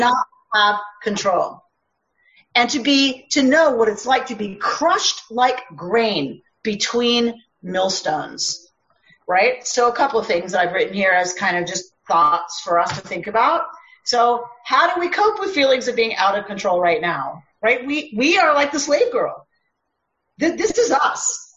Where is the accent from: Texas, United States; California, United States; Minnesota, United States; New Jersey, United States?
Minnesota, United States; also born or lived in Israel; I'm from Minnesota